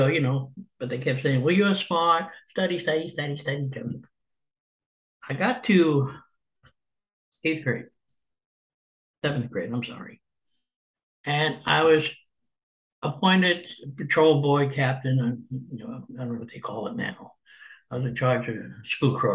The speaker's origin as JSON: {"language": "English", "town": "Jersey City", "region": "New Jersey", "country": "United States", "tie": "born or raised there", "also_born_or_lived": "Arkansas", "moved": "as an adult", "said": "I was born in Jersey City, New Jersey, 1950. My childhood was that bringing up of a poor family."}